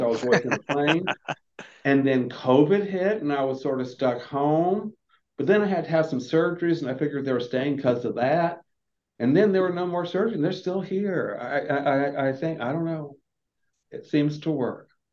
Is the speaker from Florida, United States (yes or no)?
yes; Florida, United States; now in Atlanta, United States; I'm from the southeast. I'm from Florida